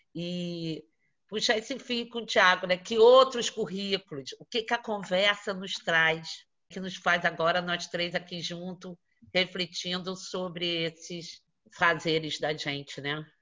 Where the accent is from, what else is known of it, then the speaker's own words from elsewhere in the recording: Rio de Janeiro, Brazil; nós que somos da cidade do Rio de Janeiro